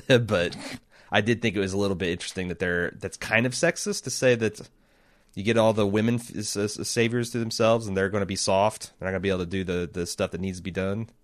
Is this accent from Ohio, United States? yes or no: yes; Ohio, United States; I'm from Ohio